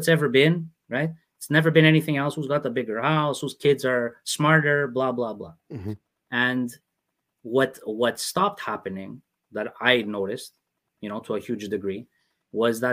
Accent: Canada; I'm not just somebody born in Canada and that grew up in Canada

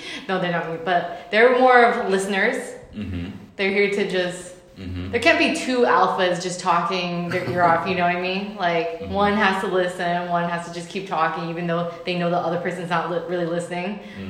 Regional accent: San Francisco, California, United States; born and raised in San Francisco.

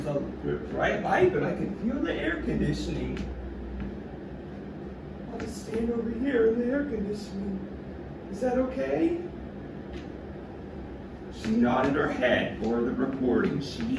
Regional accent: San Diego, California, United States; Yeah, I'm from San Diego, you know, like, as a comic, you find yourself on the road a lot.

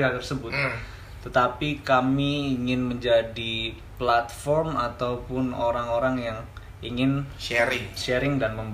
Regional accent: Balikpapan, East Kalimantan, Indonesia; born there; Gue lahir di Balikpapan, besar di mana-mana karena orang tua PNS

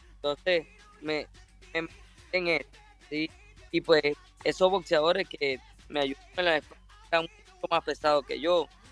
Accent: Ciudad Bolívar, Bolívar, Venezuela; moved away; also born or lived in New Jersey; Ciudad Bolívar y pues es mi tierra natal, Bolívar

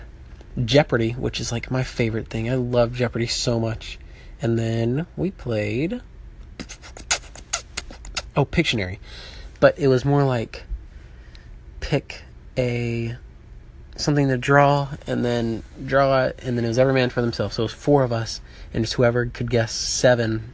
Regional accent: Birmingham, Alabama, United States; moved away; Growing up in Birmingham, Alabama

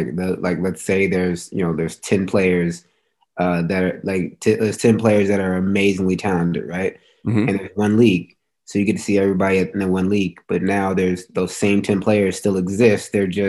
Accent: Chino Hills, California, United States; Went to Ayala High School. Lived there pretty much my whole life.

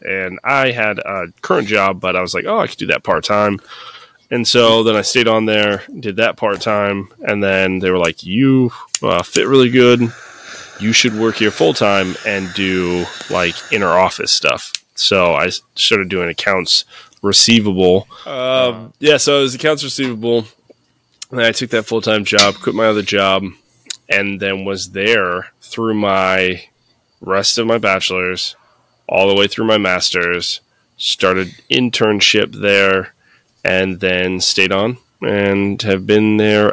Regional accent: Peoria, Illinois, United States; also born or lived in Florida / Haleyville, Alabama / Dunlap, Illinois; moved up because my dad got a job up here in old Peoria, P Town Brown, and uh, lived there pretty, pretty much most of my life

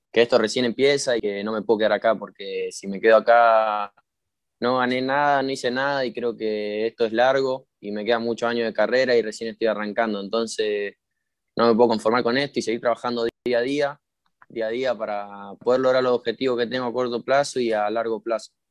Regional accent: Mexico; now in Argentina; yo, eh, ya me conocen como el mexicano, ya, me tienen así

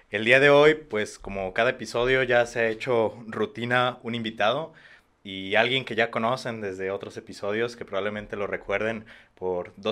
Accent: Mexico; Yo soy mexicano, ¿por qué? Porque no soy estadounidense, ¿no?

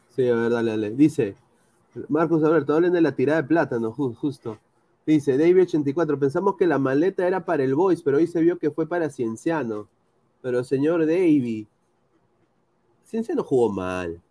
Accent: Peru; soy peruano

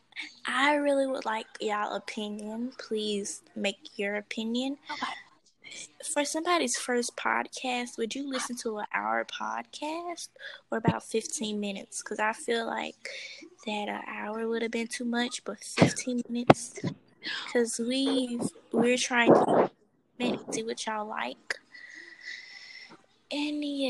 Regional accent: Louisiana, United States; I'm from the north side of Louisiana

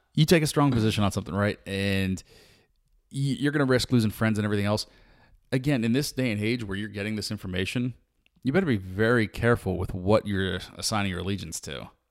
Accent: United States; being an American

